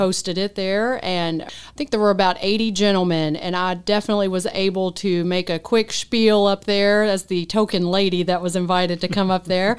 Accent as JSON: {"language": "English", "town": "Henderson", "country": "United States", "tie": "born or raised there", "moved": "as an adult", "said": "Henderson's my hometown. Grew up here, born and raised."}